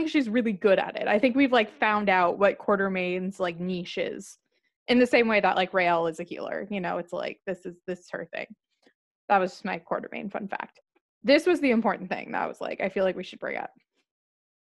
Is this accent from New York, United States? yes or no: no; California, United States; I'm from California